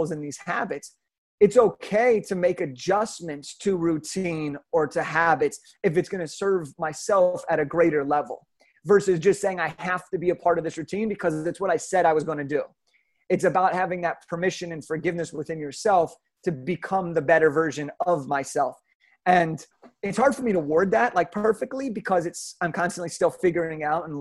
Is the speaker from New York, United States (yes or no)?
no; Southern California, United States; I grew up in Southern California